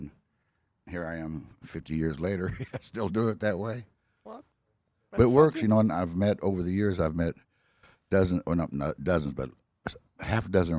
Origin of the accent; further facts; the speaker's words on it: Blue Springs, Missouri, United States; born there; I was born in Blue Springs.